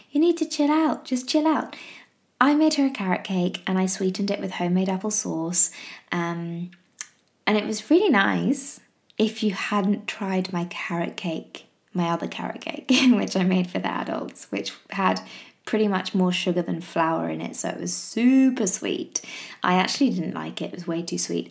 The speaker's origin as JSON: {"language": "English", "region": "England", "country": "United Kingdom", "said": "I'm English"}